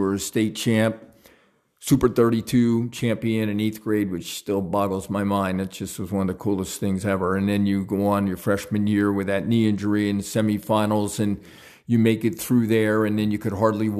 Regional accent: Easton, Pennsylvania, United States; Then back where I grew up in Southside Easton, and everybody in the neighborhood would look out for everybody's kids

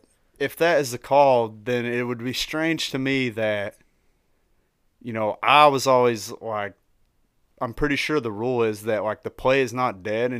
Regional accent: Tennessee, United States; I am from Tennessee.

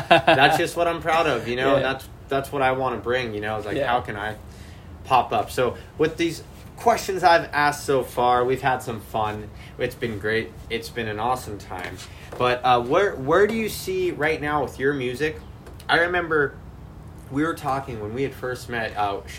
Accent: Bay Area, California, United States; I'm from the Bay Area

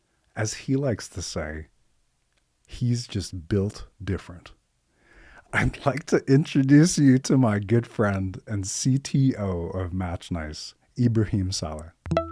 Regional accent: Finland; also born or lived in Dubai, United Arab Emirates; now in United States; I'm a first generation American. My parents were born in Iran. I was born in Dubai. I grew up in Finland, moved to the States in 96.

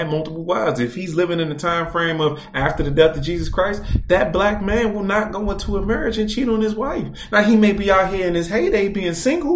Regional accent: United States; I grew up as an American

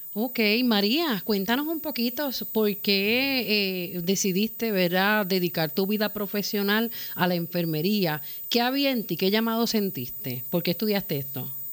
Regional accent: Puerto Rico; como puertorriqueños, como latinoamericanos

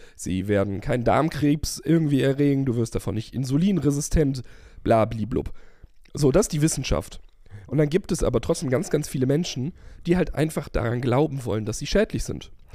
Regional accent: Germany; wir sind als Deutsche

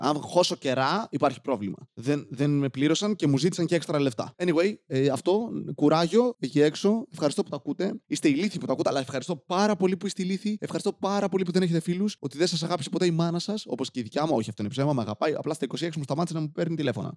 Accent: Serres, Central Macedonia, Greece; moved away; είμαι από σέρε.

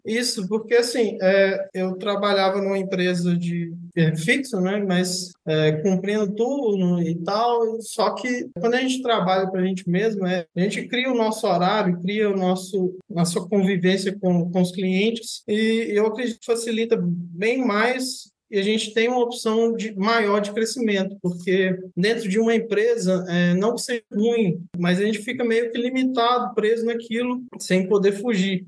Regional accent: Paracatu, Minas Gerais, Brazil; eu sou de Minas Gerais, do interior de Minas Gerais, uma cidade que chama Paracatu

